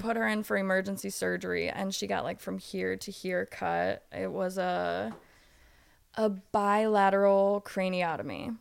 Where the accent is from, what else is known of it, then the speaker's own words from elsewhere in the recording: Ohio, United States; I grew up in a small town in Ohio.